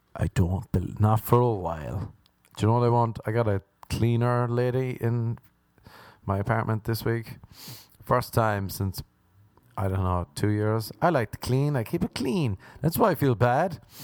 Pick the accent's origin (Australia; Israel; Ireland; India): Ireland; accent: Irish; moved away; growing up in Ireland